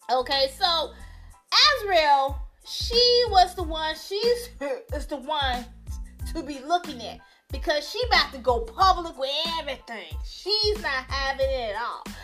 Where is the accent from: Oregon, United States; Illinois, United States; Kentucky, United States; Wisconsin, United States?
Illinois, United States; Chicago; now, if you don't know, I'm from Chicago, right? I live in Chicago as well.